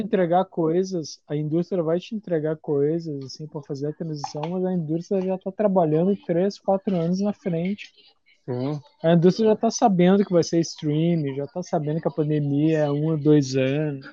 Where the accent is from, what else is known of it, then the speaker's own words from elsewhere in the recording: Brazil; eu como brasileiro